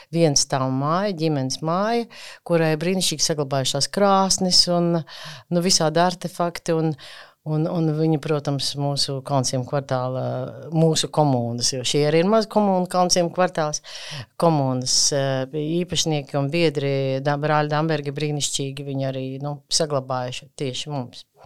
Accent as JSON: {"language": "Latvian", "region": "Riga", "country": "Latvia", "said": "Es pat esmu piedzīvo, vietējais iedzīvotājs, aborigēns. Es esmu no Zaslauka"}